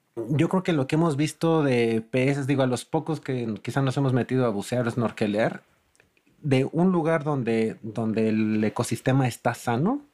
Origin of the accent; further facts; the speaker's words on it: Mexico City, Mexico; como chilango